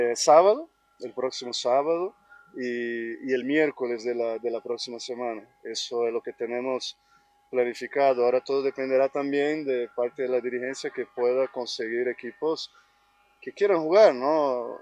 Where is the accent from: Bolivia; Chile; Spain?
Bolivia; como todo boliviano